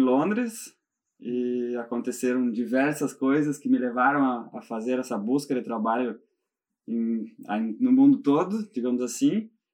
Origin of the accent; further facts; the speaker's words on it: Gaúcho, Rio Grande do Sul, Brazil; moved away as an adult; also born or lived in Italy / London; now in Ireland; eu sou gaúcho